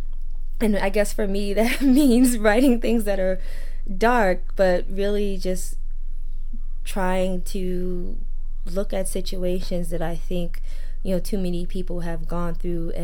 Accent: New York, United States; That's where I'm from and that's how I grew up

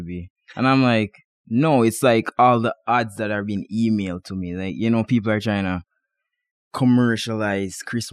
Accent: Jamaica; now in Boise, United States; I'm from Jamaica where it's between 80 to 95 degrees year round

